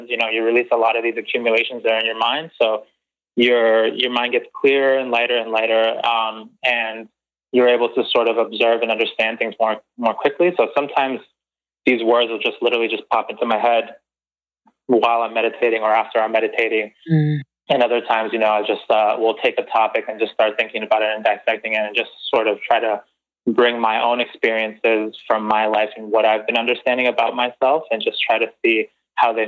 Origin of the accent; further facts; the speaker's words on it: Guayaquil, Guayas, Ecuador; moved away; I was born in Guayaquil, Ecuador, in Ecuador.